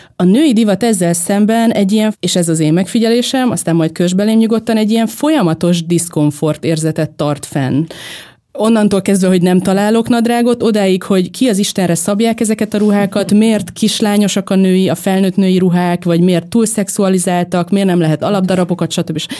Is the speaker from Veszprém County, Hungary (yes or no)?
yes; Veszprém, Veszprém County, Hungary; moved away; egy Veszprémben nőttem fel